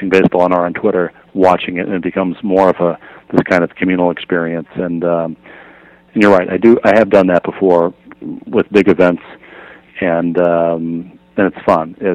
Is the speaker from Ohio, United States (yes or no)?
no; Minnesota, United States; I grew up in Minnesota as a Twins fan.